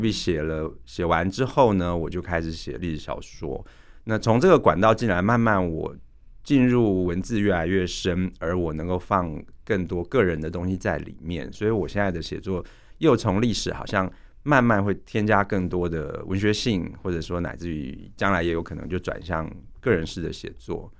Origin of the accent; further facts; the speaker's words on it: Taiwan; 我们台湾人